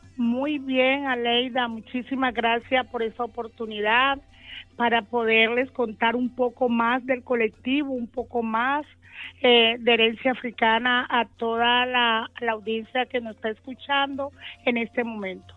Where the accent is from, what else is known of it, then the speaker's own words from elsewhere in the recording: Magüí Payán, Nariño, Colombia; now in Cali, Colombia; Yo llegué de, ajá, de Maguipayán, del municipio, municipio de Nariño, Maguipayán